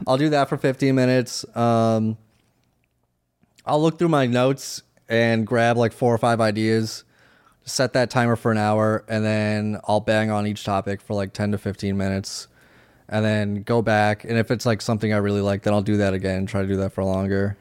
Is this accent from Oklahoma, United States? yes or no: no; Worcester, Massachusetts, United States; I'm from Worcester, Massachusetts.